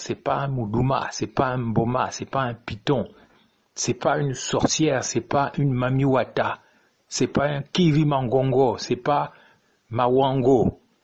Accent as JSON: {"language": "French", "country": "Gabon", "said": "notre pays"}